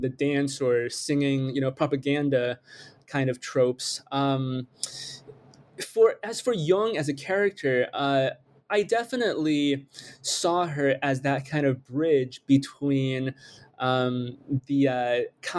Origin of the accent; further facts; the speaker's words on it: United States; also born or lived in China / Michigan / New York; I was born in China, but I immigrated really quickly to the United States at the age of six. And I grew up here. I grew up mostly in Michigan and New York